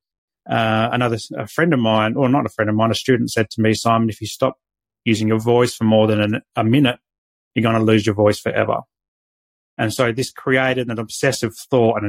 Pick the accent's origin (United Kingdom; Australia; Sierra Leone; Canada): Australia; Adelaide, South Australia; now in Sunshine Coast, Australia; I was born in Adelaide